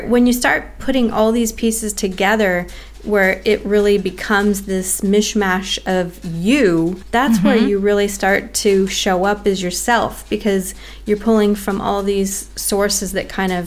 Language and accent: English; United States; now in Australia; as an American living in Australia